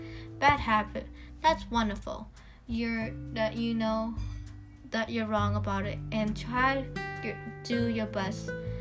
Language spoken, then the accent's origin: English; London, United Kingdom; I was born on May 3, 1999, London.